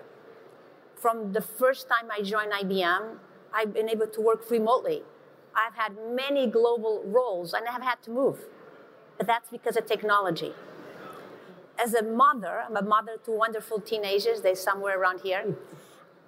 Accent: Portugal; moved away; I grew up in Portugal, in a very small village of 1,000 people

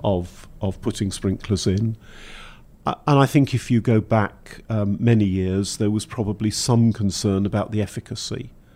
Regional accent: Welsh, Wales, United Kingdom; being Welsh

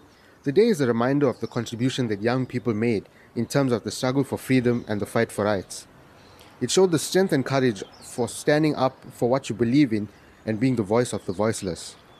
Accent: South Africa; I'm 17 and I'm from Vejlo.

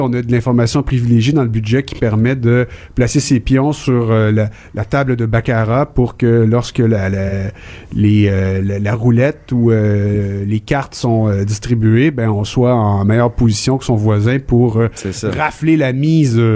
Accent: Montreal, Quebec, Canada; moved away; je suis un Montréalais déraciné

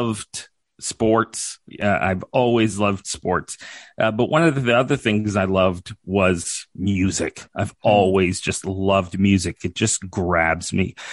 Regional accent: Saskatchewan, Canada; also born or lived in Calgary, Alberta / Yorkton, Saskatchewan; I've been in Saskatchewan for the majority of my life.

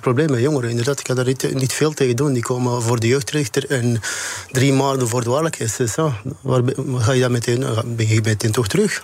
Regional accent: Antwerp, Flanders, Belgium; Ik kom van Antwerpen, die andere ja. hoofdstad, drugshoofdstad van Europa.

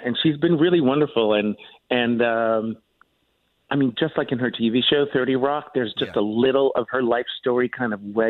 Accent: New Jersey, United States; I grew up in Jersey

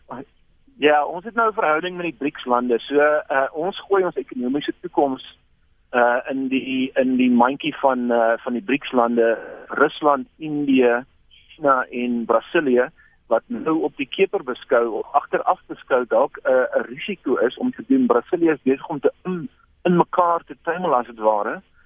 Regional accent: South Africa; as Afrikaners

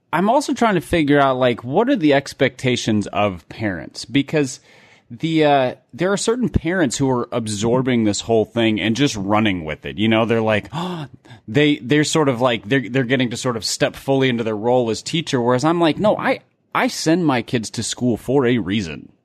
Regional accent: Midwest, United States; growing up in the Midwest

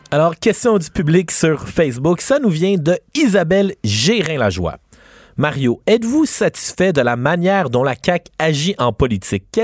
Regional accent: Quebec, Canada; en tant que Québécois, si tu passes pas une heure pendant tes deux semaines de vacances à Noël à écouter Ciné Cadeau, t'as un manque.

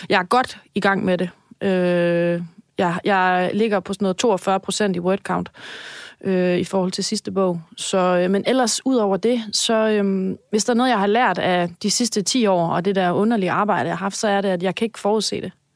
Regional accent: Denmark; jeg er jyde

